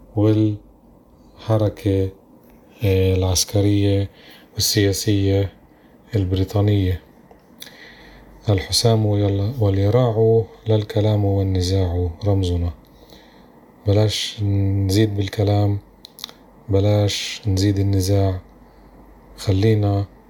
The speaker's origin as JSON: {"language": "Arabic", "country": "Palestine", "said": "إحنا بالآخر فلسطينيين أباً عن جد"}